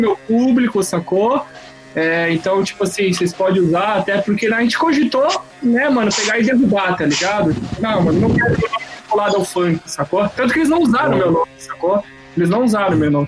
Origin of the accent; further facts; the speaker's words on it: Santa Catarina, Brazil; accent: mix of Santa Catarina and Paraná; eu nasci na Coab, velho. Eu nasci numa periferia aqui da cidade. É, minha mãe mora lá ainda hoje em dia